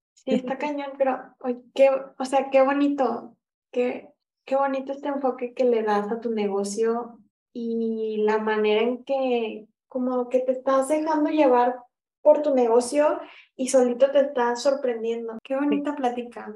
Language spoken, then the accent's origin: Spanish; Guadalajara, Jalisco, Mexico; yo soy de Guadalajara